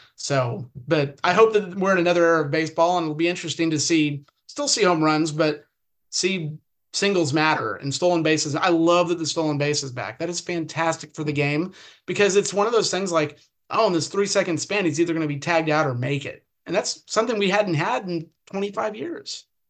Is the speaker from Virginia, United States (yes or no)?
no; California, United States; also born or lived in Odessa, Texas / Oklahoma City, Oklahoma; now in Arizona, United States; I grew up in the Pac-10 area, you know, Pac USC, UCLA games, the Rose Bowl was 10 miles from my house